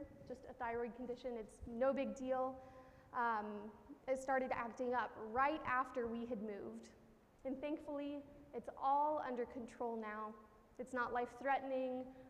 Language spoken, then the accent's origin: English; Missouri, United States; moved away as an adult; now in Connecticut, United States; living out of my home state of Missouri for the first time